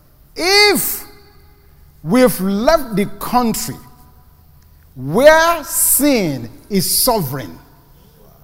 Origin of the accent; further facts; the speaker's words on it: Nigeria; also born or lived in Ibadan, Nigeria / Lagos, Nigeria; now in United States; I was born in Nigeria. I lived in the city called Ibadan. And then I was upgraded and moved to Lagos. I came to the United States from Lagos